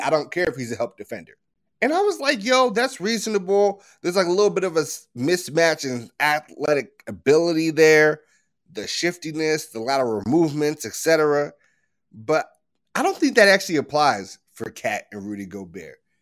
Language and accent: English; Chicago, Illinois, United States; my hometown team